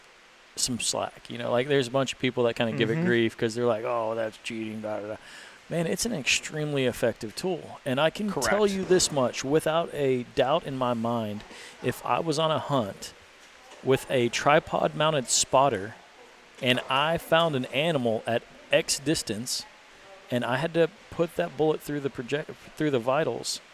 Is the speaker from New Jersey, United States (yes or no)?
no; Texas, United States; I'm from Texas